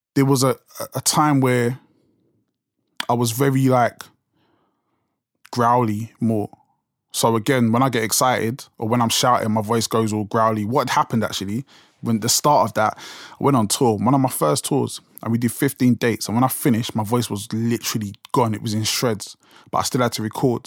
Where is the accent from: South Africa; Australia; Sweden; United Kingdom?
United Kingdom; London; accent: South London; it's so, like, South London accent strong